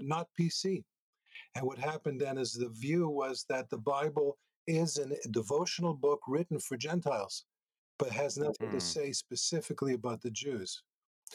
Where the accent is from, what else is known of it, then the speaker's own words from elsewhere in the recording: Montreal, Quebec, Canada; moved away as an adult; also born or lived in United States; now in Israel; I'm originally from Montreal, spent about 20 years there